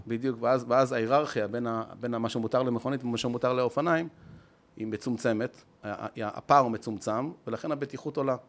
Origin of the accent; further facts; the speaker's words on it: Israel; אנחנו ישראלים, עם התכונות המיוחדות שלנו